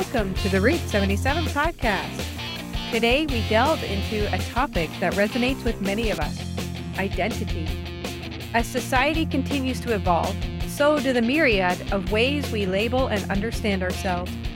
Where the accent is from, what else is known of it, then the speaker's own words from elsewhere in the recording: Eastern Ontario, Canada; I come from Eastern Ontario